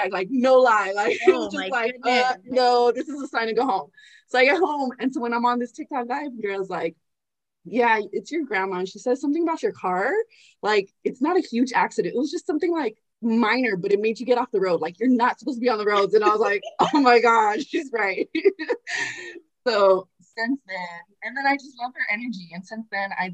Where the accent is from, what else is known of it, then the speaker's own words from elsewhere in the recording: California, United States; I was born and raised in Cali.